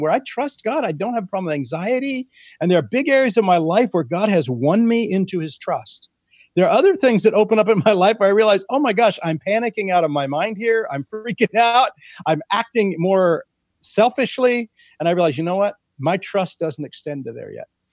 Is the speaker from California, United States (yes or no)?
yes; Central California, United States; in my father's vineyard growing up in Central California